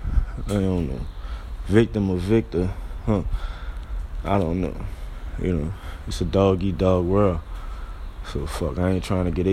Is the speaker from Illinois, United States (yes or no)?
no; New Orleans, Louisiana, United States; I'm coming from the Seventh Ward, New Orleans